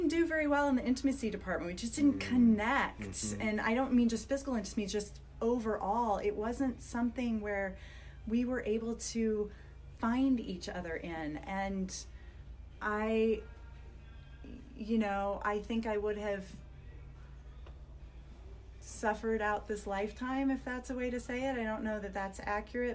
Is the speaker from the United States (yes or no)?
yes; Iowa, United States; now in Oregon, United States; growing up in Iowa in a very Catholic family where nobody gets divorced ever